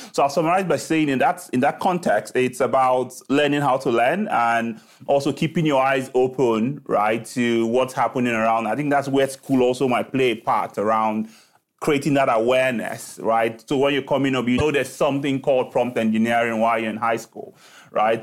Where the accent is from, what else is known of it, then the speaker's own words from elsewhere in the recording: Lagos, Nigeria; moved away as an adult; I was born in Lagos, Nigeria, right, uh, where I started